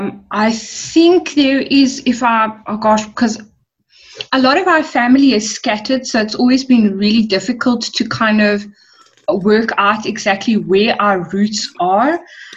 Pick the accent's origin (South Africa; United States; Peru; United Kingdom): South Africa; West Coast, Western Cape; first language English; also born or lived in Secunda, Mpumalanga; I'm not actually a Cape Town girl. I was born in Secunda in Mpumalanga, and we moved down to the West Coast in 97. So, yeah, we've been living in and around the West Coast since, what's 97? That's 13 years.